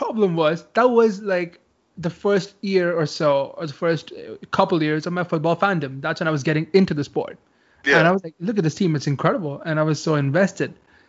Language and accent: English; India; I'm from India. Football's not that famous here.